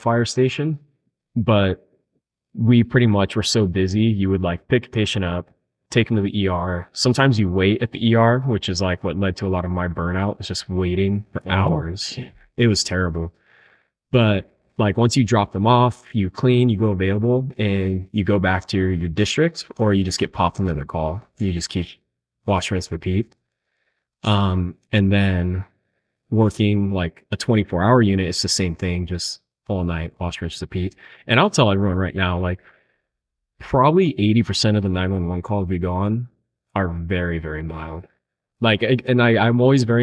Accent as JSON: {"language": "English", "town": "Chula Vista", "region": "California", "country": "United States", "tie": "born or raised there", "said": "We grew up in Chula Vista, and I got picked up with Chula Vista Fire, like our hometown"}